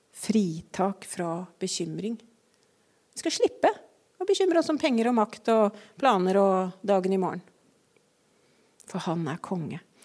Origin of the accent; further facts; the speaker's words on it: Eastern Norway, Norway; som østlending